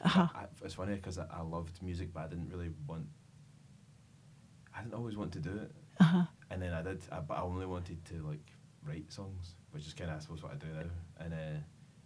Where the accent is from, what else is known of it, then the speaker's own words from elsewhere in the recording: Ayrshire, Scotland, United Kingdom; I grew up in Ayrshire